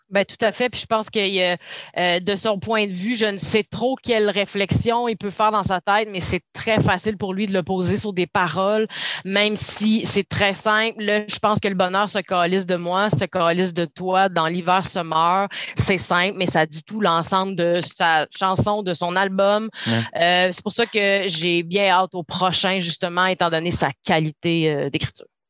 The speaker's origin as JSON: {"language": "French", "town": "Saguenay", "region": "Quebec", "country": "Canada", "said": "je viens du Saguenay"}